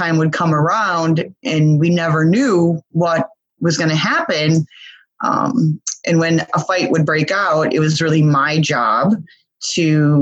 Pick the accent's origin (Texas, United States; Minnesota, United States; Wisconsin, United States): Wisconsin, United States; Milwaukee; So I was born in Milwaukee, Wisconsin, of which is the brewery capital of the world, I believe, if I'm not mistaken. And so growing up in Milwaukee back in the 70s, 80s